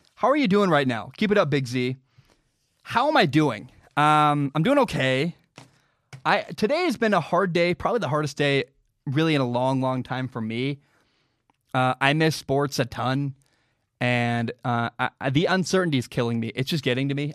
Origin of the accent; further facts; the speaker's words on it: Portland, Oregon, United States; also born or lived in Washington; I'm from Portland, Oregon